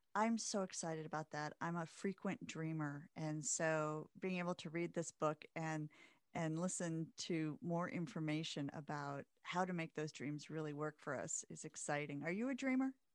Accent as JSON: {"language": "English", "region": "Midwest", "country": "United States", "tie": "born or raised there", "said": "growing up in the Midwest"}